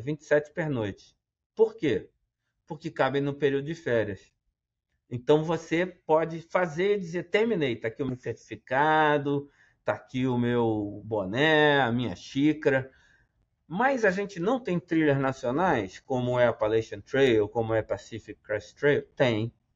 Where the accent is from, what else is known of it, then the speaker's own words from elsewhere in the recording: Southeast, Brazil; venho do, do Sudeste